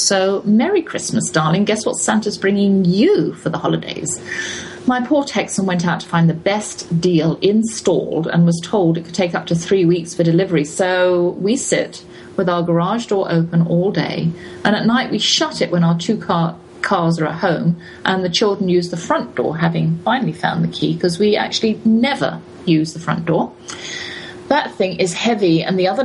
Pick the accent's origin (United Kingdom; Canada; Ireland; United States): United Kingdom; England; as an English person